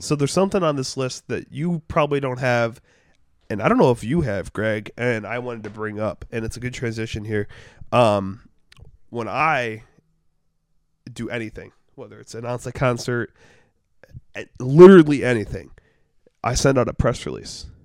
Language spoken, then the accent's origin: English; Detroit, Michigan, United States; moved away as an adult; now in Cleveland, United States; I'm from Detroit